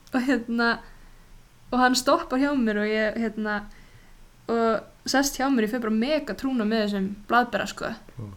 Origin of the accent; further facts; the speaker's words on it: Iceland; moved away as an adult; also born or lived in United States; vera búin að alast upp á Íslandi, sérstaklega þú veist, þegar maður er út á landi